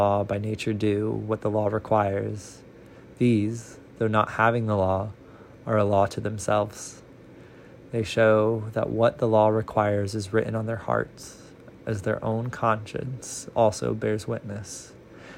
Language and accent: English; Central Illinois, United States; now in Nashville, United States; a person born and raised in Central Illinois, reading now from Nashville, Tennessee